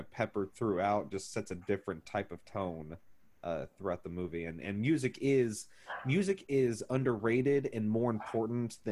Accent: Neosho, Missouri, United States; I grew up in Neosho

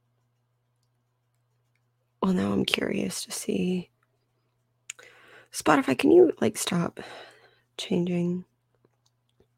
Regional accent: United States; as an American citizen

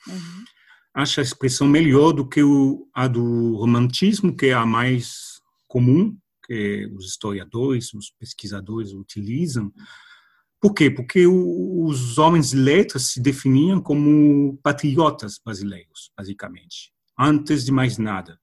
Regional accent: France; Portuguese is a second language; moved away; sendo francês

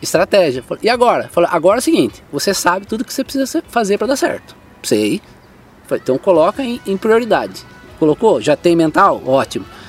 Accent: Salesópolis, São Paulo, Brazil; eu sou o brasileiro paulista que nasceu em Salesópolis

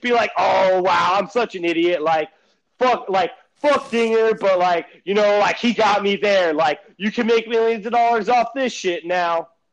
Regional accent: United States; I'm from the United States of America and not Cameroon

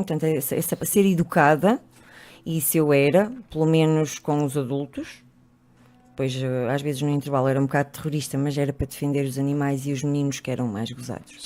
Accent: Trás-os-Montes, Portugal; also born or lived in Porto; now in Lisbon, Portugal; cresci em Trás-os-Montes, onde as pessoas são muito formatadas

